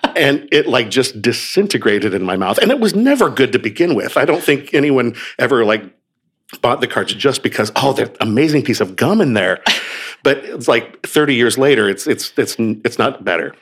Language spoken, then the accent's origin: English; Oregon, United States; moved away; I grew up on the West Coast. I grew up in Oregon